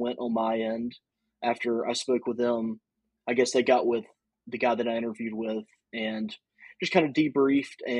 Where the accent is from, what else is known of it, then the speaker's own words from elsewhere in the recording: Louisiana, United States; I'm from Louisiana